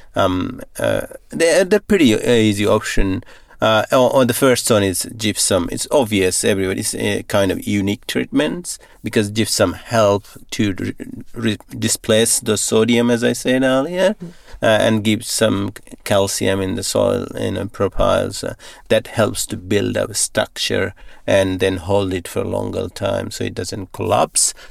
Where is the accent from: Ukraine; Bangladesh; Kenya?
Bangladesh; moved away as an adult; also born or lived in Thailand; now in Northam, Australia; I grew up in Bangladesh on a little farm